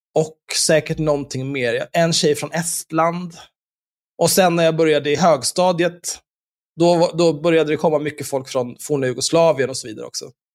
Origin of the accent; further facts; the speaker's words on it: Stockholm, Stockholm County, Sweden; jag är ju uppvuxen på Söder